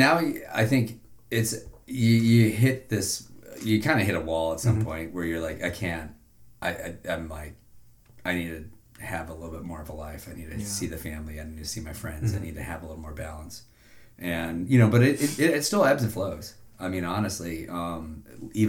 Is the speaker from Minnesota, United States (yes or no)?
no; Iowa, United States; moved away as an adult; also born or lived in Montana / Denver / Mérida, Venezuela; now in Chicago, United States; I grew up in Iowa. I went to school in Montana.